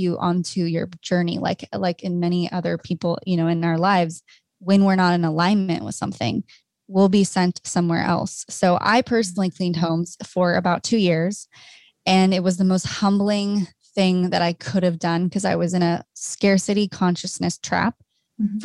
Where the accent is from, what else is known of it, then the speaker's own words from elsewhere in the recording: Orange County, California, United States; now in Los Angeles, United States; I'm from Orange County, a little Orange Curtain girl